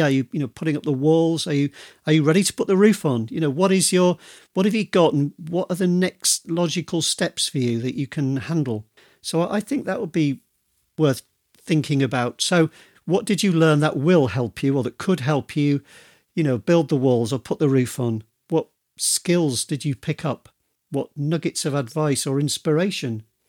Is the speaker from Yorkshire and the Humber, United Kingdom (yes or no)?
yes; Yorkshire and the Humber, United Kingdom; now in Devon, United Kingdom; I come from Yorkshire, but I live in Devon